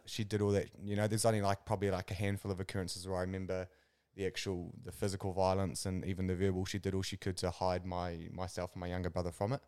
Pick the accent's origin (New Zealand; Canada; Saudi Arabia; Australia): New Zealand; Kapiti Coast, Wellington; born and bred in the Kapiti Coast.